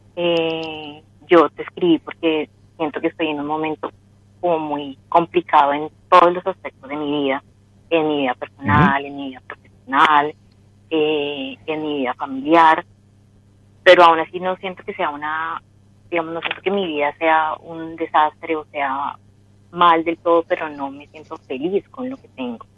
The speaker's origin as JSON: {"language": "Spanish", "country": "Colombia", "said": "De Colombia."}